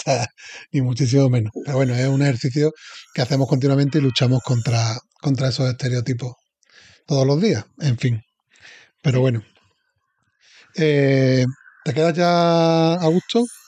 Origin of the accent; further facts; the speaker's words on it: Seville, Andalusia, Spain; Sevilla, que soy de Sevilla